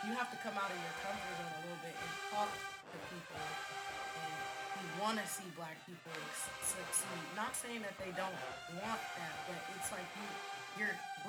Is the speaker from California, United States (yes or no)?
yes; Bakersfield, California, United States; moved away; also born or lived in Sacramento; I'm from Bakersfield, California. I went to school at predominantly white institutions my entire upbringing. I went to Bakersfield College